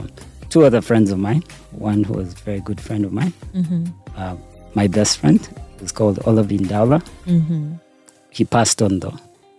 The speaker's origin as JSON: {"language": "English", "town": "Kampala", "country": "Uganda", "tie": "born or raised there", "also_born_or_lived": "Canada", "moved": "as an adult", "said": "I was born and raised in Uganda in Mulago Hospital."}